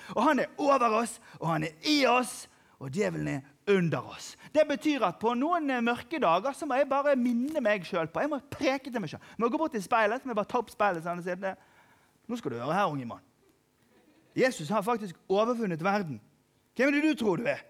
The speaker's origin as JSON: {"language": "Norwegian", "country": "Norway", "said": "jeg er fra Norge"}